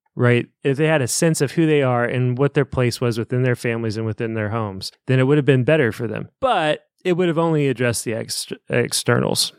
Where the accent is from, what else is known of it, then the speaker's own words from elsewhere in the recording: Evansville, Indiana, United States; I'm from Evansville. This is how we talk